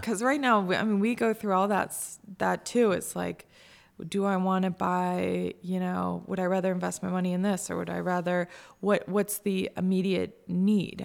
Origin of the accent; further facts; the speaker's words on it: Cazenovia, New York, United States; moved away as an adult; also born or lived in Boston; I grew up in Kaz